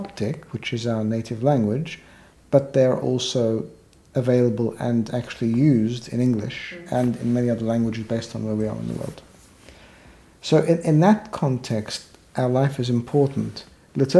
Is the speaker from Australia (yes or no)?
yes; Australia; moved away as an adult; also born or lived in Egypt / United Kingdom; now in London, United Kingdom; I was born in Egypt, and we migrated as a family to Australia, where I lived all my childhood, adolescent life, my early adult years